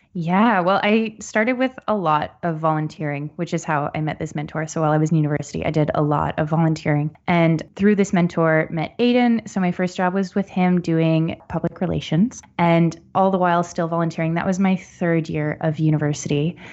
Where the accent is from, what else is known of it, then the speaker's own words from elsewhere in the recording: Barrie, Ontario, Canada; also born or lived in Ottawa; I was born in Ottawa, but I grew up outside of Barrie, so north of Toronto.